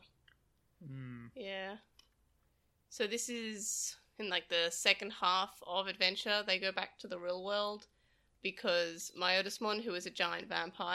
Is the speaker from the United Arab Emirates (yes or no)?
no; Australia; as an Australian